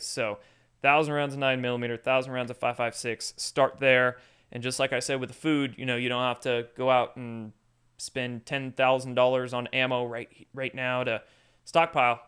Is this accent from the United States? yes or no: yes; Washington, United States; I grew up in Washington State